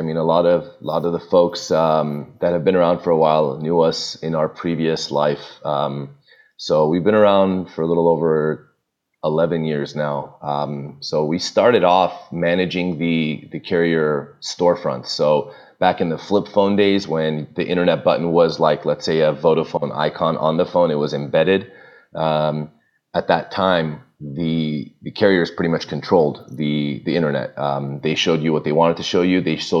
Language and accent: English; Burbank, California, United States; now in Toluca Lake, United States; I don't live in Glendale. I'm in Toluca Lake. I grew up in Burbank, which is right next door.